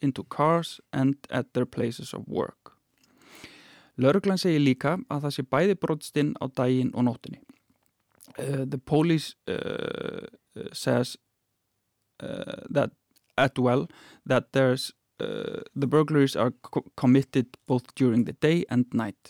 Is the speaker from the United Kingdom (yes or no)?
no; Akureyri, Northeastern Region, Iceland; now in Reykjavík, Iceland; I come from Akureyri in the north, a smaller town, and I had to get used to locking, for example, cars and places when I moved here to Reykjavik